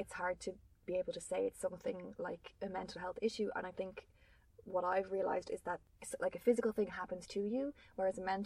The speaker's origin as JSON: {"language": "English", "country": "Ireland", "said": "being Irish"}